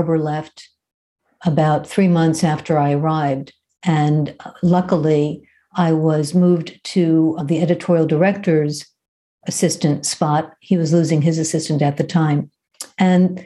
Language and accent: English; Brooklyn, New York, United States; moved away as an adult; also born or lived in Los Angeles; I grew up in Brooklyn